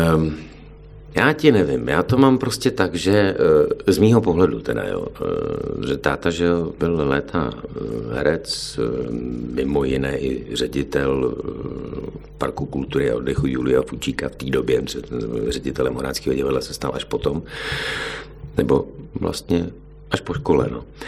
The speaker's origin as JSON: {"language": "Czech", "town": "Jihlava", "region": "Vysočina Region", "country": "Czechia", "moved": "as an adult", "lives_now": "Plzeň, Czech Republic", "said": "jsem z Jihlavy"}